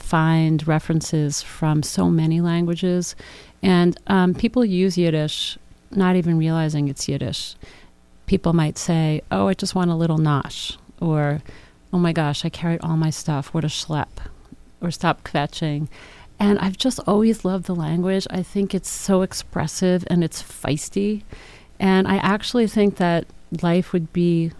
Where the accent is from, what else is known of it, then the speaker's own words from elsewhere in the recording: New York, United States; being a New Yorker